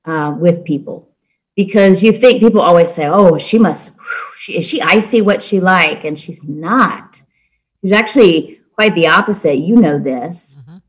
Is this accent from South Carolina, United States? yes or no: yes; Charleston, South Carolina, United States; I grew up in Charleston, actually, and I went to Clemson